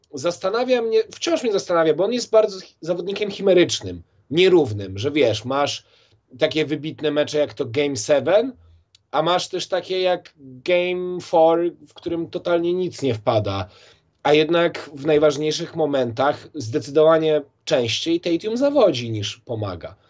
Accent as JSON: {"language": "Polish", "town": "Warsaw", "region": "Masovian Voivodeship", "country": "Poland", "said": "ja jestem, wiesz, chłopak z Mokotowa"}